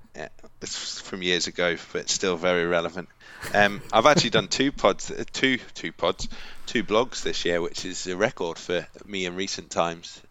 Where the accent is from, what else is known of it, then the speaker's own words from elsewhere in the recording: Kent, South East England, United Kingdom; I'm working class from Kent